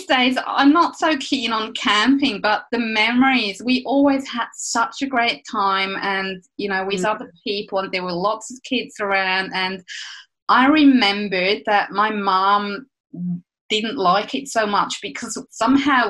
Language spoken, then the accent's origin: English; Switzerland; moved away as an adult; now in Eltham, Australia; I grew up in Switzerland. That explains my accent